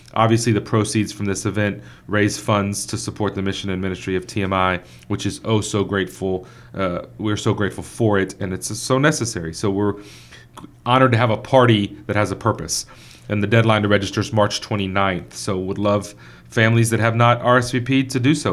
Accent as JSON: {"language": "English", "town": "Victoria", "region": "Texas", "country": "United States", "tie": "born or raised there", "said": "growing up in Victoria, Texas."}